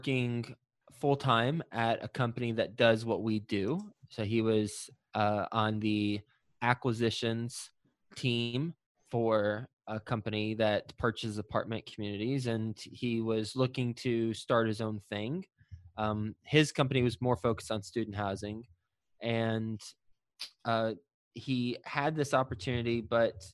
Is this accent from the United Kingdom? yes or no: no; Texas, United States; now in Cincinnati, United States; I am originally from Texas, live in Cincinnati